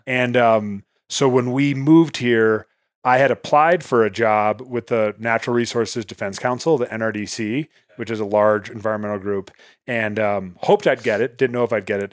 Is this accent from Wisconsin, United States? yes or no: no; outside Chicago, Illinois, United States; moved away as an adult; now in Montana, United States; I was born and raised outside Chicago